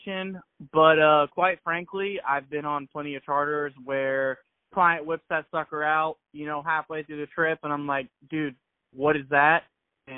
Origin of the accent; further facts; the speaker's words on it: Zephyrhills, Florida, United States; I'm from Zephyr Hills